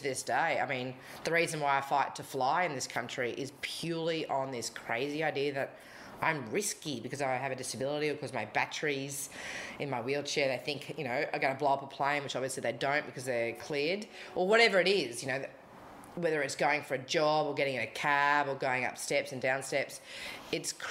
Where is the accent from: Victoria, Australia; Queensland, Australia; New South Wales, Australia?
Queensland, Australia; Rockhampton; moved away; I am a Rocky girl at heart. I think the older I get, the more I embrace that I'm from Rockhampton